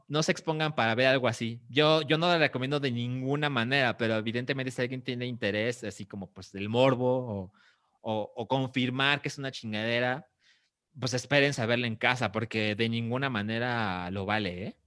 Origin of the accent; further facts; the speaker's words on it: Mexico; como mexicanos